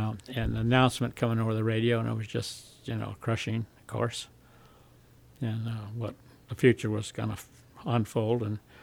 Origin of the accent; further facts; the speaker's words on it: Southern California, United States; also born or lived in North Hollywood, California / San Fernando, California / Santa Rosa, California / Germany; I was born in Hollywood, California.